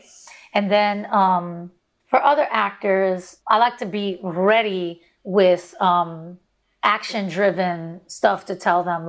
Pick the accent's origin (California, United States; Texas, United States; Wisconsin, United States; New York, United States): New York, United States; New York City; I grew up in Brownsville